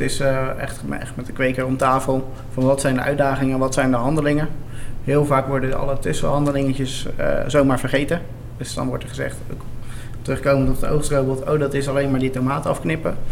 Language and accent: Dutch; Westland, South Holland, Netherlands; we komen uit het Westland